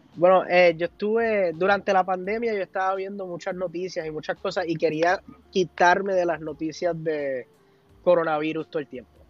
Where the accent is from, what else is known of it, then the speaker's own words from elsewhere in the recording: Puerto Rico; nosotros hasta como mismo puertorriqueños